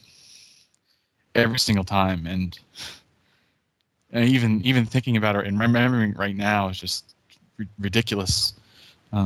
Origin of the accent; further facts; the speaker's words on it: Northern New Jersey, United States; I was born in Northern New Jersey